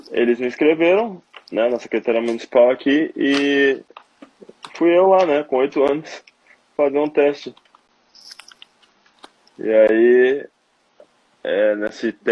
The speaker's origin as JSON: {"language": "Portuguese", "town": "Porto Alegre", "region": "Rio Grande do Sul", "country": "Brazil", "tie": "born or raised there"}